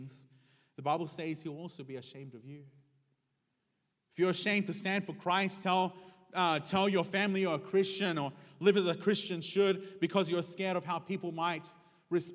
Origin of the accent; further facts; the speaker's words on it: Sydney, New South Wales, Australia; I was raised in an Hispanic home, but I was raised in Sydney, Australia